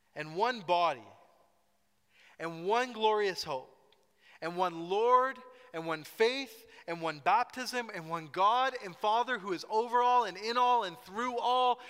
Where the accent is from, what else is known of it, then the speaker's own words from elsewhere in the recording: Scotland, United Kingdom; I am Scottish